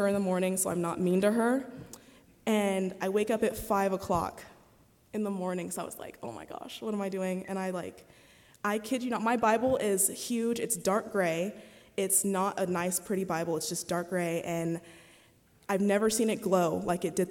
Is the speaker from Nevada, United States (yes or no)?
yes; Las Vegas, Nevada, United States; I'm from Vegas